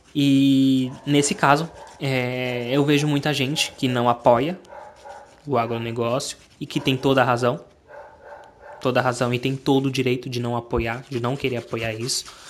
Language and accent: Portuguese; Brazil; eu sou brasileiro